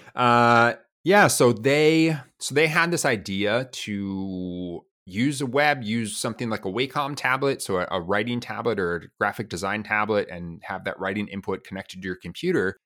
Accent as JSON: {"language": "English", "town": "Milwaukee", "region": "Wisconsin", "country": "United States", "tie": "born or raised there", "also_born_or_lived": "Taiwan", "moved": "yes", "lives_now": "San Jose, United States", "said": "I'm from California, San Jose, but I actually grew up in Milwaukee, Wisconsin, uh, in the Midwest in the United States"}